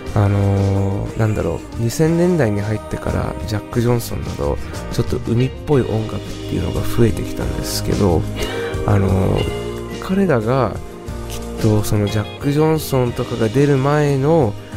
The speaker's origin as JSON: {"language": "Japanese", "region": "California", "country": "United States", "tie": "born or raised there", "moved": "yes", "said": "僕もともとカリフォルニア出身なんですが"}